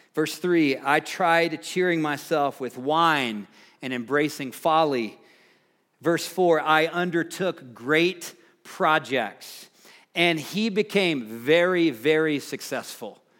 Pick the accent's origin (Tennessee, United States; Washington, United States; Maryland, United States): Tennessee, United States; Nashville; moved away; I grew up in the Nashville, Tennessee area